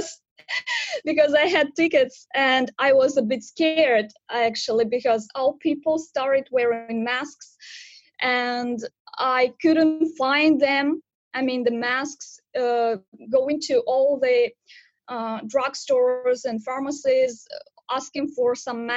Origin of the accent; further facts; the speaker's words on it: Pavlodar, Pavlodar Region, Kazakhstan; moved away as an adult; now in Hangzhou, China; I'm from Kazakhstan, but now I live in China